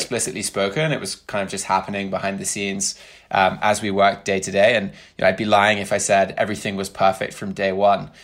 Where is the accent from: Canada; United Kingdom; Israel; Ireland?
United Kingdom; moved away as an adult; also born or lived in Brooklyn / Bay Area; now in United States; spent the majority of my life in the U K